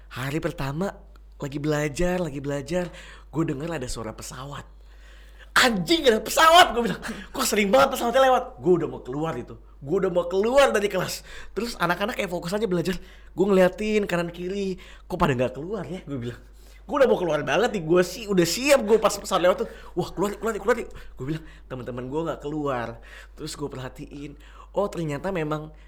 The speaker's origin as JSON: {"language": "Indonesian", "town": "Meliau", "region": "West Kalimantan", "country": "Indonesia", "tie": "born there", "said": "gue dari lahir masih anak kampung gue lahir aja di Meliau"}